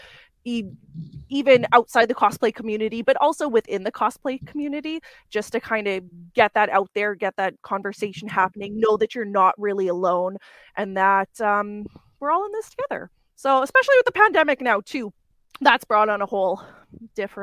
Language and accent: English; Winnipeg, Manitoba, Canada; I'm a cosplayer from Winnipeg, Manitoba, or Winterpeg, Manitoba